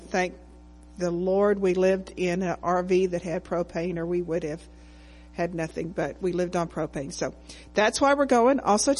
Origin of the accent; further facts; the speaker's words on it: Texas, United States; So I grew up in the Assemblies of God Church.